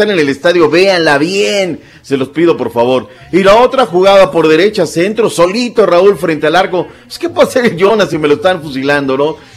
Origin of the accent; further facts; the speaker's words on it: Mexico; O sea, aquí que nace la taquilla turqui somos nosotros los mexicanos.